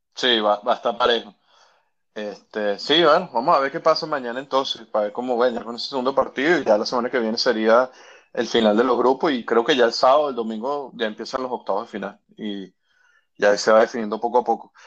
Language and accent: Spanish; Carora, Lara, Venezuela; yo soy de Carora, allá en, en, el estado Lara